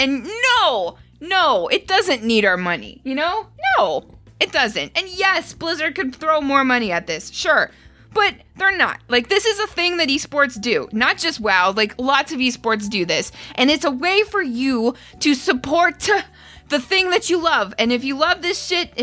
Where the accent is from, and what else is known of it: Canada; born or raised there